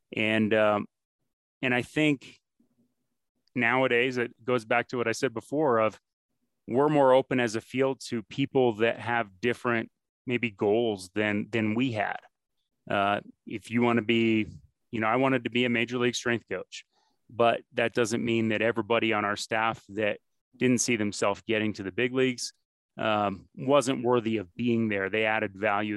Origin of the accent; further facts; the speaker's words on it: Northeast, United States; moved away; I'm from the Northeast originally